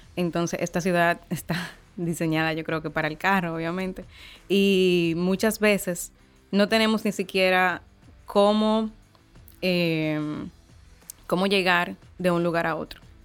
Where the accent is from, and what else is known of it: Dominican Republic